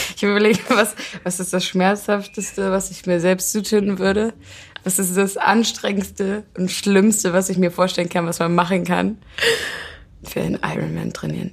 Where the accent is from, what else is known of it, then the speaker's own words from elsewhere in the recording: Germany; ich bin ja auf dem Land zum Beispiel groß geworden